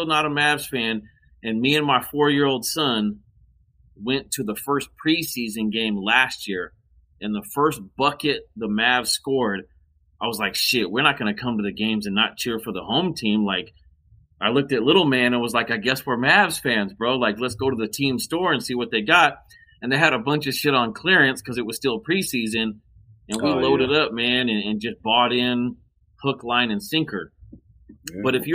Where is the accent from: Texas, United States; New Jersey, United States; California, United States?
California, United States; Southern; I born and raised in SoCal, grew up watching Lakers